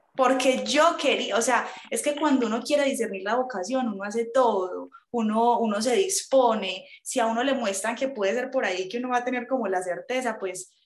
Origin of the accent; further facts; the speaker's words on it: Medellín, Antioquia, Colombia; soy de Medellín